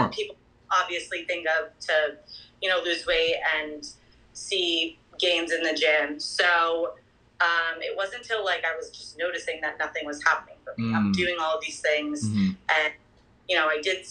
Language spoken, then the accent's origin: English; New Jersey, United States; moved away as an adult; also born or lived in Manhattan, New York; now in Boston, United States; I'm from New Jersey. Grew up outside New York.